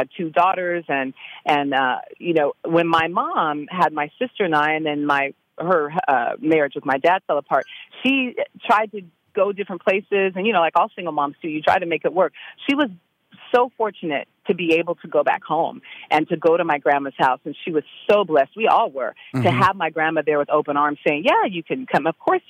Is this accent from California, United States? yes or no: yes; California, United States; I mean, I'm from California. I was living in D.C. I'd gone to school there.